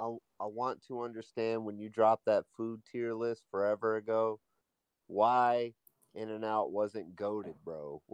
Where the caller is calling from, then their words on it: Alabama, United States; I'm calling from the old 256 out in Alabama, you know what I'm saying? Everybody